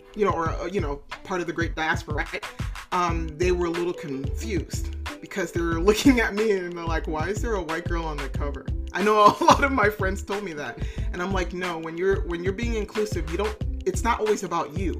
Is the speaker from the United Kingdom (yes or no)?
no; Bahamas; also born or lived in Tennessee, United States; now in California, United States; I'm from the Caribbean originally. I was born in Bahamas.